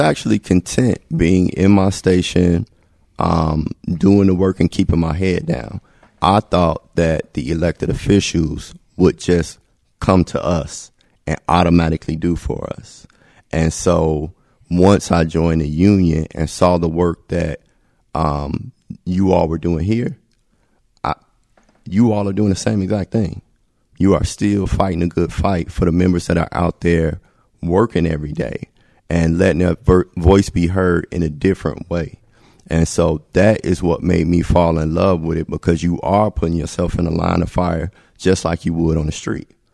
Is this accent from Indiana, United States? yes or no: yes; Gary, Indiana, United States; I'm from Gary